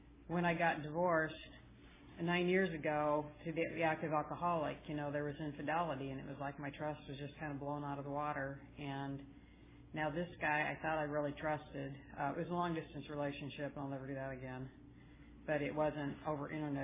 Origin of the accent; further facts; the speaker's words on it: Salt Lake City, Utah, United States; also born or lived in Southern California; I'm from Salt Lake City.